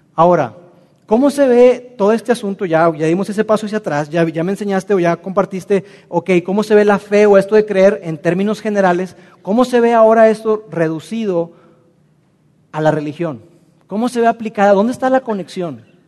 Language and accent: Spanish; Mexico; nosotros como mexicanos lo experimentamos